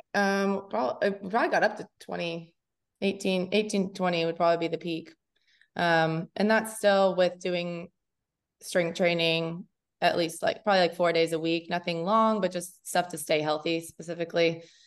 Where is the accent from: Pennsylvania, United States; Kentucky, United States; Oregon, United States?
Kentucky, United States; Lexington; moved away as an adult; also born or lived in Indiana; I'm from Lexington, Kentucky. So I grew up there